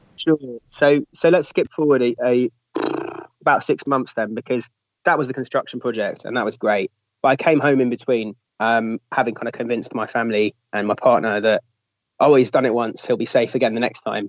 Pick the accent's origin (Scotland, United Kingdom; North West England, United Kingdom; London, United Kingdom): London, United Kingdom; I'm a Londoner